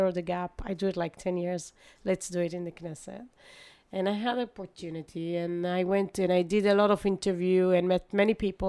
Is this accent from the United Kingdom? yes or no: no; Netanya, Central District, Israel; also born or lived in Ra'anana; I born in Ra'anana, but I prefer to, you know, just live in Netanya because I had many friends and we had really nice neighborhood